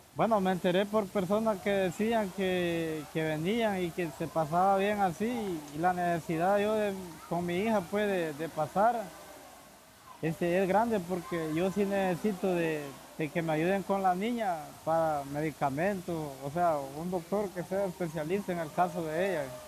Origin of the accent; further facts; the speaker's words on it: Honduras; moved away as an adult; yo salí de Honduras hace dos meses. La decisión mía, más que todo, salir de mi país es por la, por la salud de mi niña